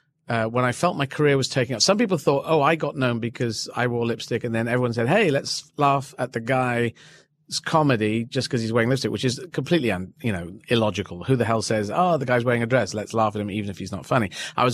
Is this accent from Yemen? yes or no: yes; Yemen; born there; and I was born in Yemen as well, Arabic country.